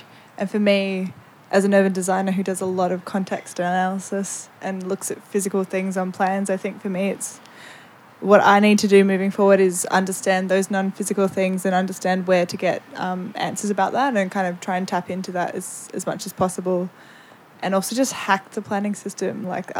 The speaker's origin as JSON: {"language": "English", "region": "Victoria", "country": "Australia", "said": "I'm … from Wurundjeri Country."}